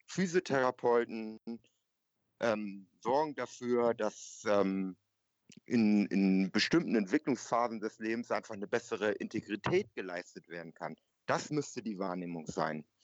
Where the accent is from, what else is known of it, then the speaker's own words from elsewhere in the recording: North Germany, Germany; Äh, und ich komme dort aus Norddeutschland.